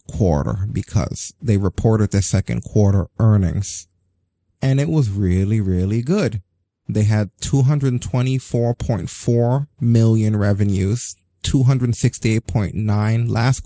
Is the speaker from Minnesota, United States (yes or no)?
no; New York, United States; I grew up in New York, and in the rough time in the 80s when like the actual ghetto neighborhoods were the ghetto neighborhoods